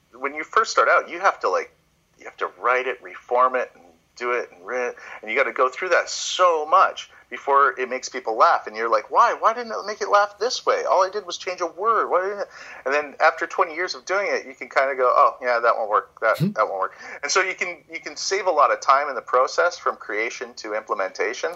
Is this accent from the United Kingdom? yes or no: no; Canada; also born or lived in Toronto; here in Canada, when I, I went my hometown